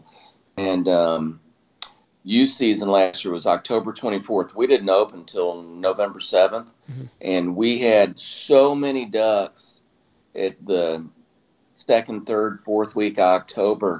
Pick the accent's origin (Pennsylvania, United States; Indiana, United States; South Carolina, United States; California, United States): South Carolina, United States; We grew up in South Carolina